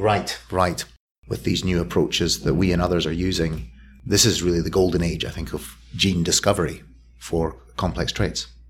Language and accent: English; Scotland, United Kingdom; now in Philadelphia, United States; I'm a Scotsman who's lived, lived well, and I'm the consequence of a Scottish lifestyle